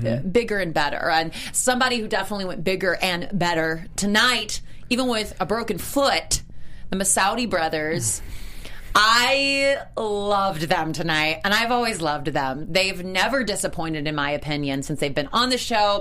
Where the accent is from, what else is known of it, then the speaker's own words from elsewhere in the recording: South Carolina, United States; I'm from South Carolina